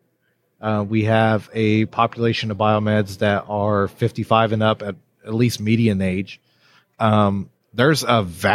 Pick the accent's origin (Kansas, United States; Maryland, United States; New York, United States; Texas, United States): Texas, United States; born or raised there